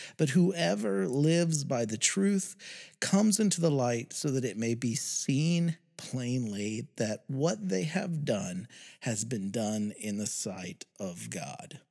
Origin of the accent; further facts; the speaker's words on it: West Virginia, United States; my home state of West Virginia